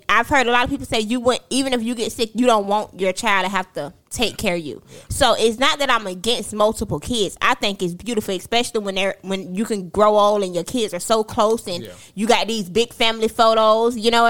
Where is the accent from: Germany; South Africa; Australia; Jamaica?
Jamaica; I'm a Jamaican.